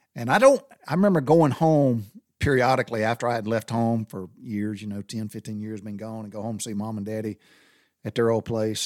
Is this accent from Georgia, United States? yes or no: yes; Butler, Georgia, United States; as a kid growing up in the South, we went barefooted